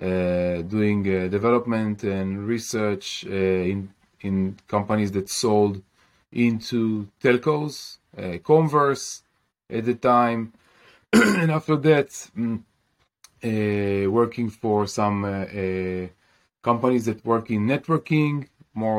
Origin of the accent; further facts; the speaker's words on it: Kiryat Bialik, Haifa District, Israel; I grew up in Kiryat Bialik in Israel.